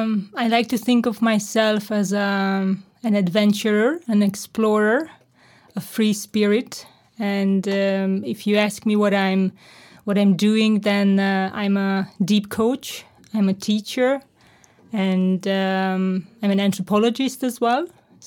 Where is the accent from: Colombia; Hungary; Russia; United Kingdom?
Hungary; because I was born and raised in Hungary, in communistic Eastern Europe.